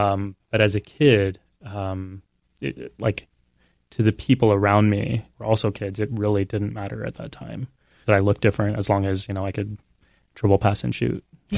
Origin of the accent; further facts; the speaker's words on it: San Antonio, Texas, United States; I was born and raised in San Antonio.